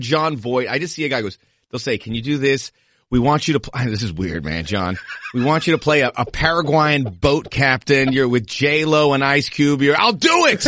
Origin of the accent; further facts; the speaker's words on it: Miami, Florida, United States; moved away; also born or lived in Los Angeles; I'm from Miami, but L A's my home. I spent fifteen years there